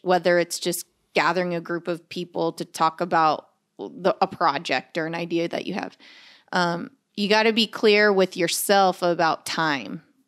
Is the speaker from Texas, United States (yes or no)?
yes; Corpus Christi, Texas, United States; also born or lived in Los Angeles, California; now in Austin, United States; We're from Corpus Christi